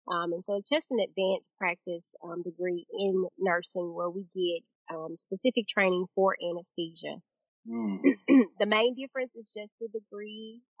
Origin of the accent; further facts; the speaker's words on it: Prairie, Mississippi, United States; I'm originally from Prairie, Mississippi. Um, actually, a small town um, called Una is our community, um, but it's labeled as Prairie, Mississippi. Grew up there.